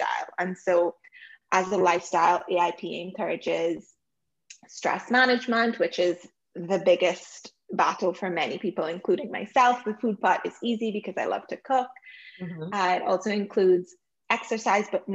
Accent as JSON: {"language": "English", "country": "Trinidad & Tobago", "tie": "born or raised there", "moved": "yes", "lives_now": "Toronto, Canada", "said": "I was born and live currently in Toronto, Canada, but I grew up in Trinidad and Tobago, which I still call my home."}